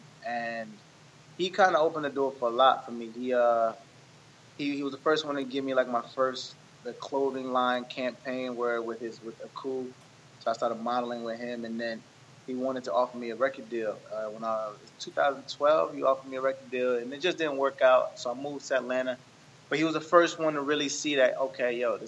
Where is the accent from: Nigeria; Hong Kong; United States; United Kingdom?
Nigeria; I'm Nigerian